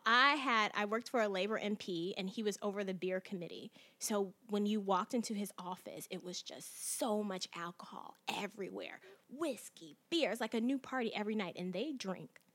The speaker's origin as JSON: {"language": "English", "town": "Chicago", "region": "Illinois", "country": "United States", "moved": "yes", "said": "I'm originally from Chicago"}